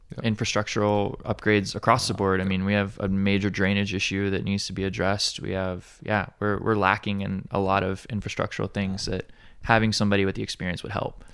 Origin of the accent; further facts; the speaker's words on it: Alabama, United States; now in Hawaii, United States; I'm, I'm from Alabama originally